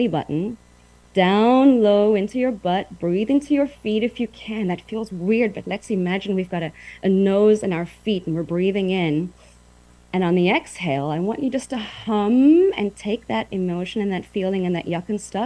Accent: Uitenhage, Eastern Cape, South Africa; moved away as an adult; also born or lived in Port Elizabeth, South Africa / New York City, United States / Taiwan; I grew up in South Africa, Uitenhage, went to college in Port Elizabeth

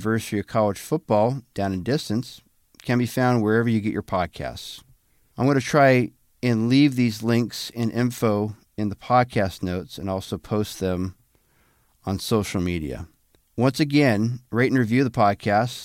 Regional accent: Walla Walla, Washington, United States; moved away; also born or lived in Connecticut; That's my hometown. Did you know that? I'm from Walla Walla.

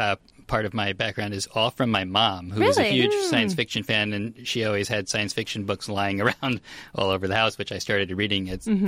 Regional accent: East Coast, United States; moved away as an adult; I grew up on the East Coast

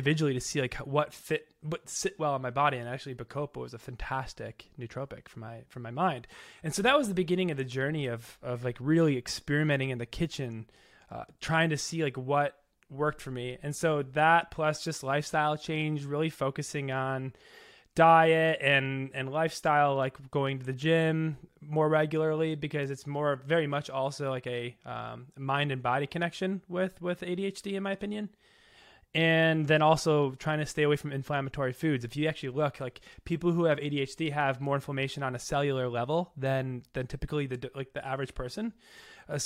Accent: Chicago, Illinois, United States; moved away; I grew up in the South Side of Chicago

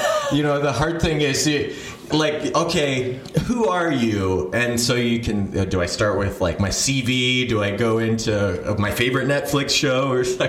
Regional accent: Phoenix, Arizona, United States; also born or lived in Ohio / Virginia / Hawaii; Yeah, I'm sort of from all over. I was born in Ohio, moved there. My first birthday was when we were moving out to Phoenix. Moved to Virginia when I was 11, Washington, D.C. area, and then back to Ohio for a couple years

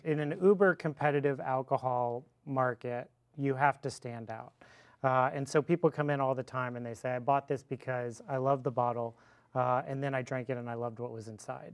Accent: Fort Worth, Texas, United States; I'm from Fort Worth. I was born and raised

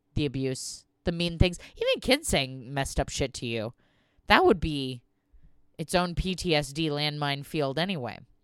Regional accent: Southern California, United States; we're from Southern California, my family.

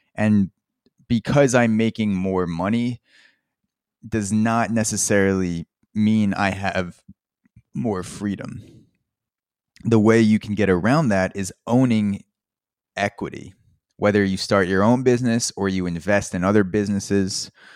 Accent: Long Island, New York, United States; now in Brooklyn, United States; I grew up in Long Island, New York. I live in Brooklyn

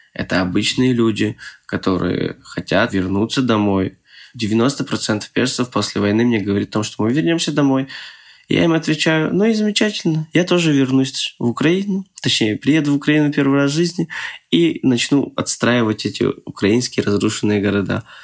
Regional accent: Moscow, Russia; moved away as an adult; now in Przemyśl, Poland; я таджик, но я из Москвы

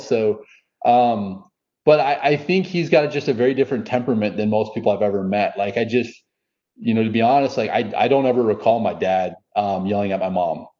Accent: just outside of Minneapolis, Minnesota, United States; now in Dallas, United States; I grew up just outside of Minneapolis

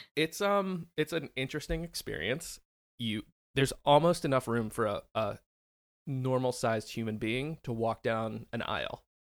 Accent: Philadelphia, Pennsylvania, United States; moved away; I grew up in the Philly area

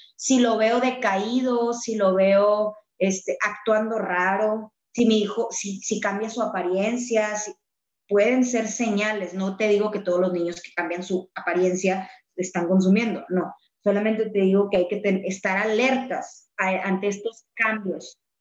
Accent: Monterrey, Nuevo León, Mexico; Nosotros en Monterrey, al menos, hablo de, de aquí, de, de, mi ranchito, de donde soy y donde tú también eres

